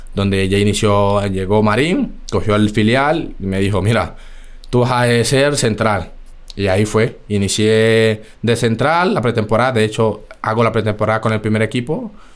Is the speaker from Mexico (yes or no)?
no; Chocó, Colombia; moved away as an adult; also born or lived in Bogotá, Colombia; now in Spain; yo soy colombiano, llevo ya aquí 11 años, cumplo ahora en, en noviembre. Y nada, inicié en el equipo de mi pueblo